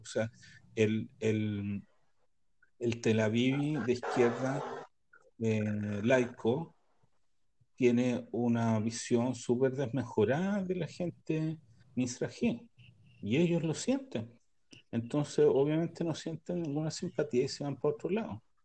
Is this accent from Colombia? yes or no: no; Chile; now in Israel; como chileno